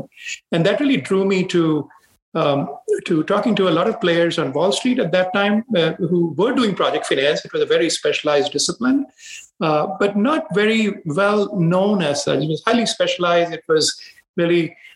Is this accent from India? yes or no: yes; India; moved away as an adult; now in United States; I grew up in India, where I spent my formative years. I went to school there, did my undergrad, and I came to the U.S.